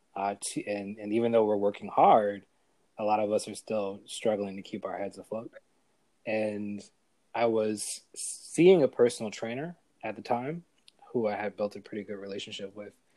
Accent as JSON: {"language": "English", "town": "New York City", "region": "New York", "country": "United States", "also_born_or_lived": "Buffalo / Atlanta / South Carolina", "said": "I'm from New York. I'm a New Yorker, um, originally from Brooklyn"}